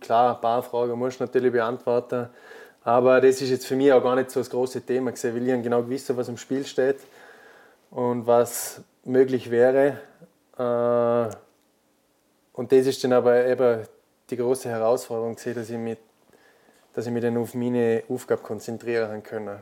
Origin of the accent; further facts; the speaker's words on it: Austria; als Österreicher